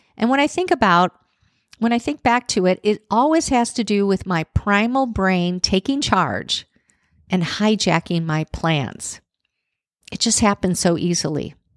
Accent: Chicago, Illinois, United States; now in Nashville, United States; I'm one of those people that actually loved growing up in Chicago with the cold winters.

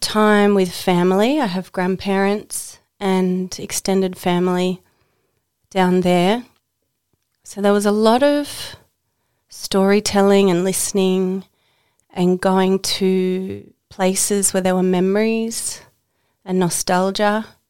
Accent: Tasmania, Australia; now in Queensland, Australia; I live in Queensland and I was born in Tasmania.

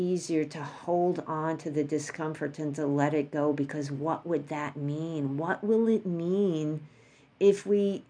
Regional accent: New York, United States; moved away; I'm from New York.

